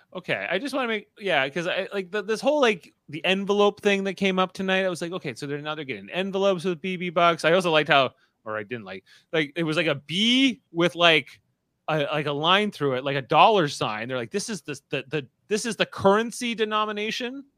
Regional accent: the Niagara region, Canadian side of the border, Ontario, Canada; we're from the general region, although on this side of the border.

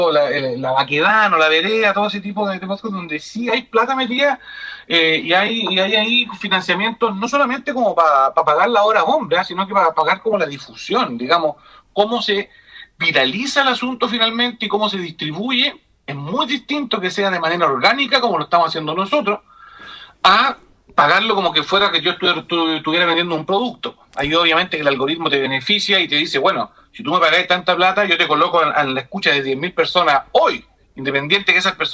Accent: La Ligua, Valparaíso, Chile; yo soy de la Ligua.

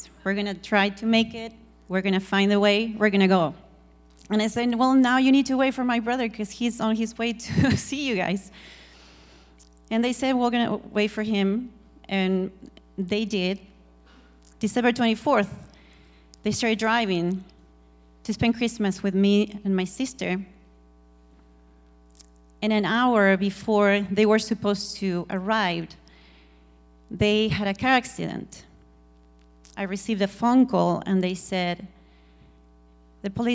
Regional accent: Argentina; I'm from Argentina

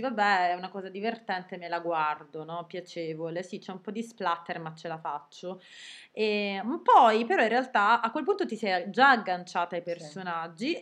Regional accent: Sicily, Italy; noi siamo siciliane

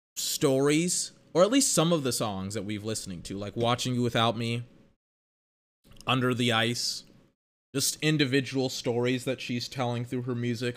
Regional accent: United States; I'm American

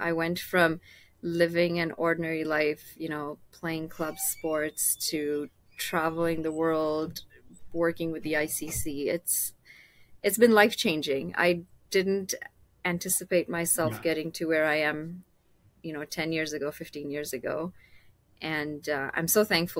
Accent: Kenya; now in Canada; I grew up in Kenya

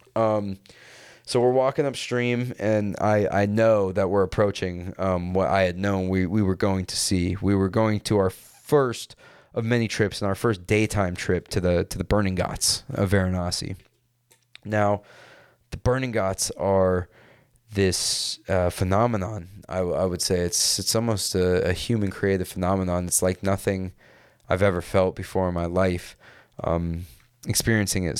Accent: California, United States; growing up in California

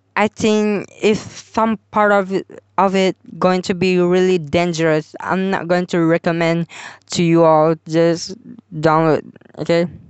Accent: Malaysia; I'm from Malaysia too

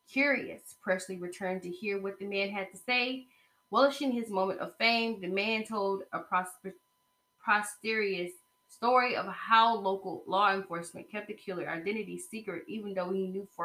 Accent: Texarkana, United States; I was born and raised in Texarkana

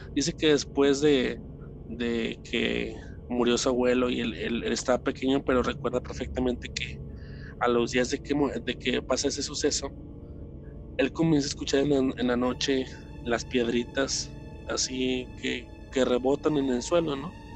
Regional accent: Guadalajara, Jalisco, Mexico; nos mudamos de aquí, eh, de Guadalajara, hacia, hacia otra ciudad

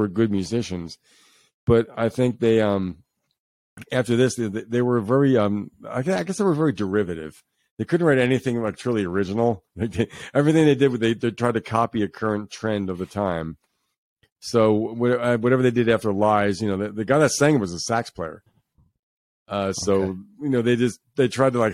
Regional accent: Bergen County, New Jersey, United States; we're all from New Jersey originally here, so we're talking about Bergen County, New Jersey

